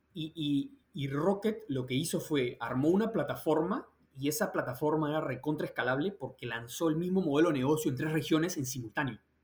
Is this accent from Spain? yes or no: no; Peru; moved away as an adult; also born or lived in London, United Kingdom; now in New York, United States; soy peruano, salí del colegio en Perú